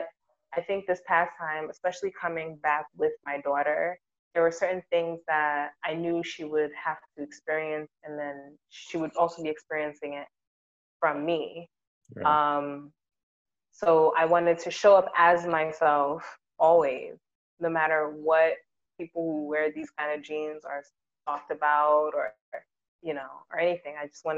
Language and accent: English; Ghana; And I'm like, but wow, I'm Ghanaian.